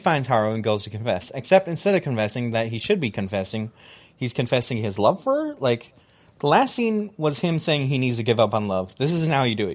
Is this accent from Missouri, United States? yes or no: no; Georgia, United States; I was born in Georgia.